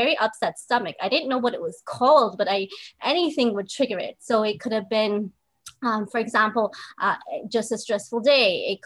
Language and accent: English; Southern California, United States; moved away as an adult; also born or lived in Chicago; I was born and raised in Southern California